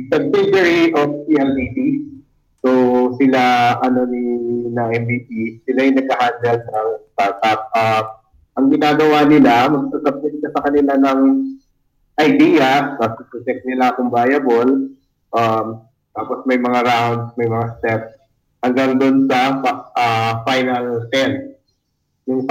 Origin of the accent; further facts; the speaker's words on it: Cavite City, Calabarzon, Philippines; I'm from Cavite City